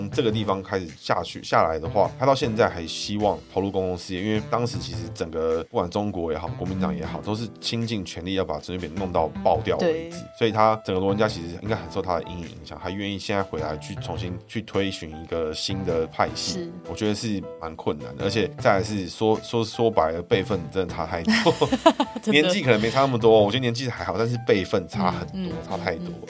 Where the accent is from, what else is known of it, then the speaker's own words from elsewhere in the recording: Taiwan; 我们台湾人要开始成为台湾人